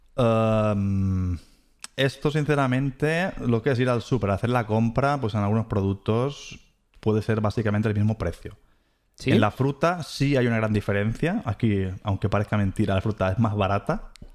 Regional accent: Ciutadella, Balearic Islands, Spain; moved away as an adult; also born or lived in Mahón, Menorca; now in Germany; es una persona que nació en las Islas Baleares, para ser exacto, pues eh, en Menorca, nací en Mahón y me crié pues en Ciudadela

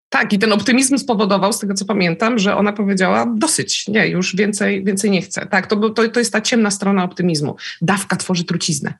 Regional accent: Szczecin, West Pomeranian Voivodeship, Poland; born or raised there; also born or lived in Lublin

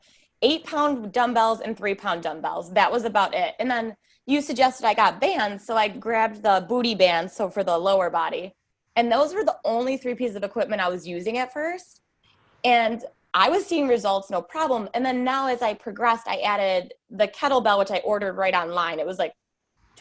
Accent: New York, United States; I'm from New York. So I'm from the United States

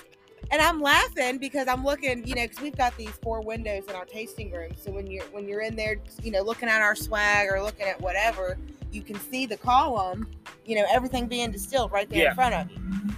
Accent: West Virginia, United States; I'm from West Virginia

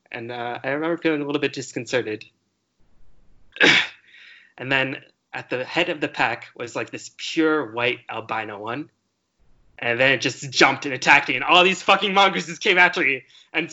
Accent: Connecticut, United States; moved away; my house in Connecticut, where I grew up

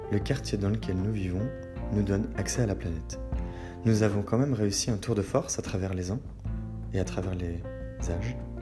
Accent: Brittany, France; ma Bretagne. Oui, je suis breton

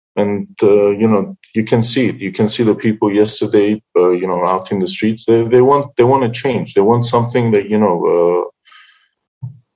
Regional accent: Cyprus; moved away as an adult; also born or lived in United Kingdom; now in Artsakh; I'm from Cyprus. I was born in Cyprus. I was in Cyprus until my uh, 17th 17 years old, I just moved to the UK

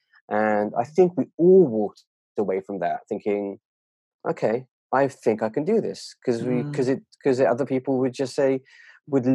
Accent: United Kingdom; as a British Asian, that culture is incredibly fierce

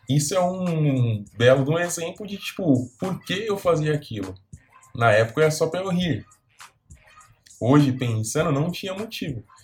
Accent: São Paulo, Brazil; Eu nasci e fui criado aqui em São Paulo

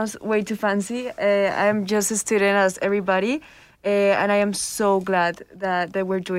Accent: Colombia; Yeah, I am from Colombia

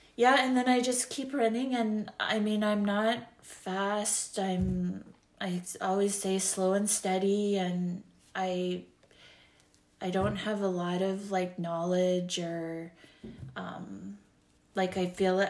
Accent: Yellowknife, Northwest Territories, Canada; I grew up in Yellowknife

